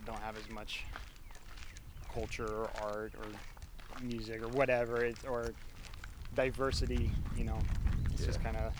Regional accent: Lincoln, Nebraska, United States; I'm from Lincoln

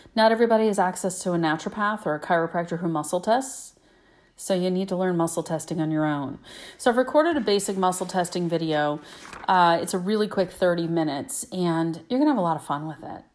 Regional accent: Michigan, United States; also born or lived in Indiana; I was born in Indiana. but I live in Michigan now, and I've lived in Michigan most of my life

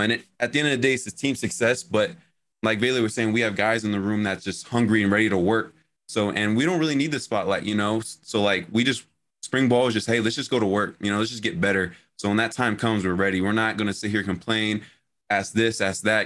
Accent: Phoenix, Arizona, United States; moved away as an adult; I come from Phoenix, Arizona.

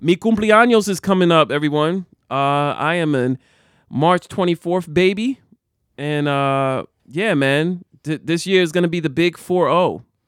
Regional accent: Jersey City, New Jersey, United States; I grew up in the eighties, I grew up in Jersey City.

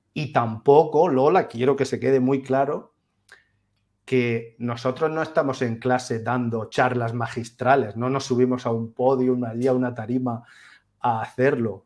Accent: Úbeda, Andalusia, Spain; soy de Úbeda, soy una ciudad de provincias maravillosa, fantástica, es mi ciudad para siempre.

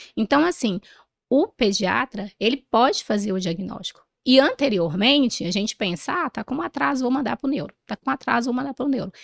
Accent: Ourilândia do Norte, Pará, Brazil; eu sou do norte do país, eu sou de uma cidadezinha do interior do Pará, chamada Urilândia do Norte

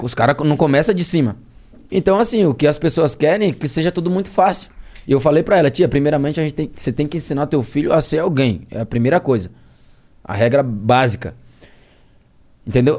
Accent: Penedo, Alagoas, Brazil; now in Santos, Brazil; do interior de Alagoas, a cidade do, do Carlinho Maia, né, que é meu conterrâneo

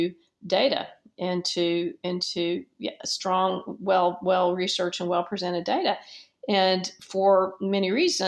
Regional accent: Dallas, Texas, United States; as a 10-year-old child in Dallas, which is my hometown

